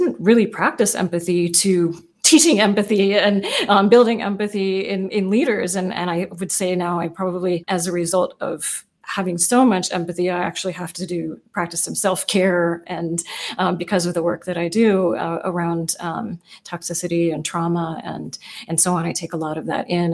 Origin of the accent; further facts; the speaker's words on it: United States; also born or lived in Oakland, California / Seattle, Washington; I grew up in Oakland and then in South Seattle in very diverse neighborhoods.